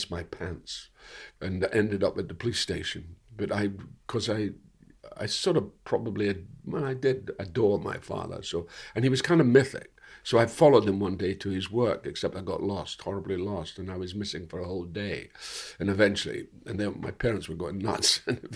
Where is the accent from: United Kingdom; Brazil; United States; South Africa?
United Kingdom; Dundee, Scotland; my hometown was an interesting hometown because Dundee